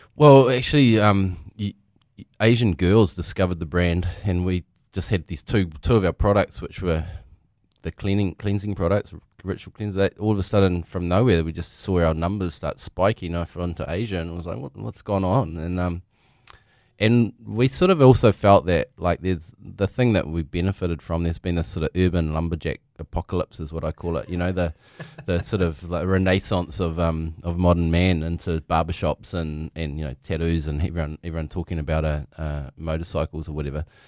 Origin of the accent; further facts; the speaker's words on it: Dargaville, Northland, New Zealand; I grew up in Dargaville